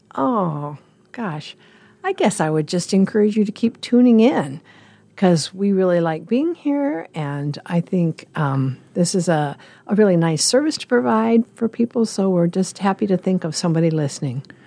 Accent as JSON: {"language": "English", "town": "Lincoln", "region": "Nebraska", "country": "United States", "tie": "born or raised there", "also_born_or_lived": "Colorado Springs / San Diego / Northern California", "moved": "as an adult", "lives_now": "Omaha, United States", "said": "My parents moved to Lincoln when I was a baby, and I was raised there"}